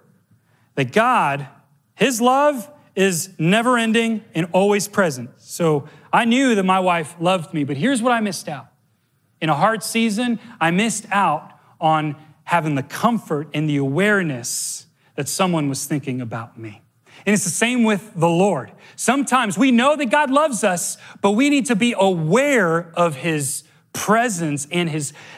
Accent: Miami, Florida, United States; I grew up in Miami, so it's like a unicorn island

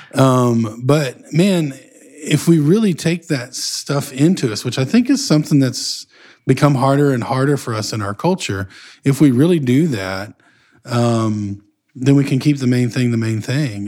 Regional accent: Northeast Texas, United States; where I grew up in Northeast Texas area

